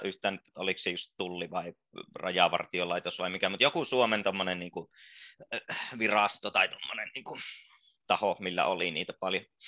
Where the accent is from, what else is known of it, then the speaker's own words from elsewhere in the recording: Joensuu, North Karelia, Finland; moved away; Joensuusta on siis, Joensuusta, joo. Paljasjalkainen